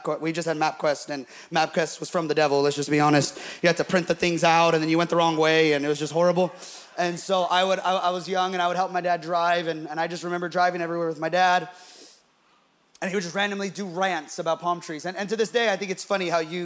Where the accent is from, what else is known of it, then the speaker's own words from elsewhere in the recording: Bay Area, California, United States; we're from the Bay Area